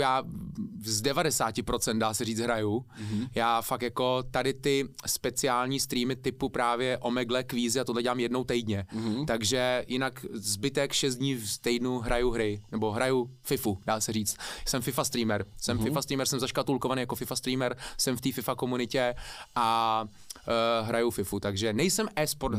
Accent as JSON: {"language": "Czech", "region": "Prague", "country": "Czechia", "tie": "born or raised there", "also_born_or_lived": "New Zealand", "said": "jako malý jsem žil v Karlíně, tam asi do 6 let mm-hmm. a pak od 6 let bydlím jako v Nuslích, takže 32 let bydlím v Nuslích, jsem vlastně dá se říct rodilej Nuselák"}